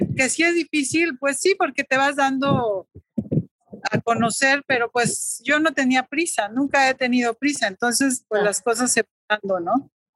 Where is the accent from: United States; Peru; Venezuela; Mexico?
Mexico; Tlaxcala; also born or lived in France; mi pueblo, que es Tlaxcala o mi ciudad